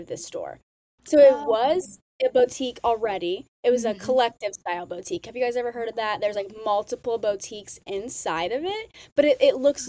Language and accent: English; West Lafayette, Indiana, United States; So I am from West Lafayette, Indiana, small town in the Midwest